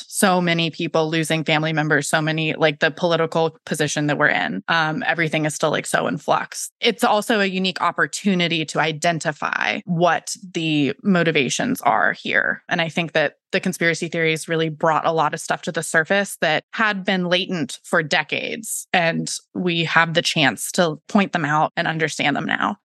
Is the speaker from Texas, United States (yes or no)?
no; Florida, United States; now in South Carolina, United States; I'm from Florida